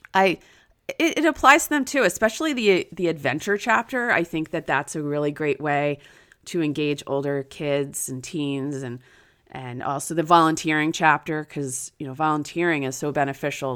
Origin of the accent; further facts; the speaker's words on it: New Jersey, United States; now in Florida, United States; my hometown in New Jersey